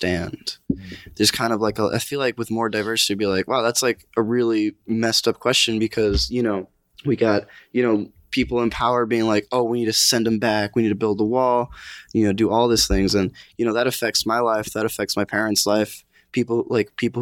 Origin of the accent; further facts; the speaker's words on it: New York, United States; also born or lived in Connecticut; I was born in New York